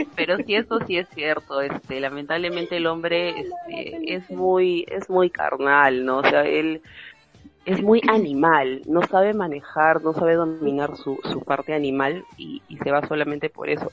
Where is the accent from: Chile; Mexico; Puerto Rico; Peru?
Peru; acá en el Perú hay mucho machismo